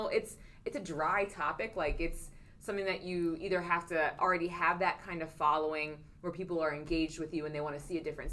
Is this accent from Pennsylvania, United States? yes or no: yes; Philadelphia, Pennsylvania, United States; I'm from Philly